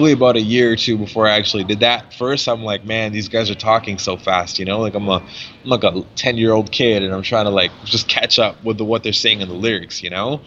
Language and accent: English; Mississauga, Ontario, Canada; we were just like little kids growing up in Mississauga